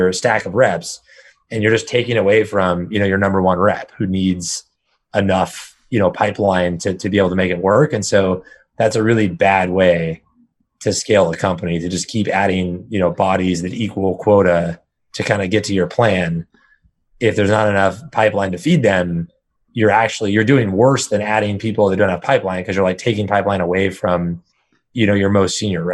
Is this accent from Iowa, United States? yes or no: no; Northern California, United States; now in San Francisco, United States; I've been born and raised in Northern California my entire life.